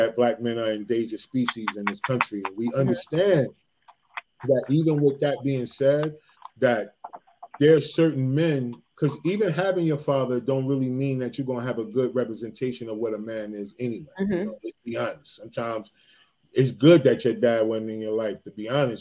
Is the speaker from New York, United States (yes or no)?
no; New Jersey, United States; I'm from Jersey